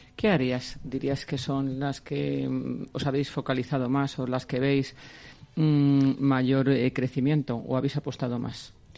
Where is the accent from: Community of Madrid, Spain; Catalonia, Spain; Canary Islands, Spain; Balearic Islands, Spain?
Community of Madrid, Spain; Madrid; yo me siento tan orgullosa, claro, como madrileña, de esta magnífica comunidad de Madrid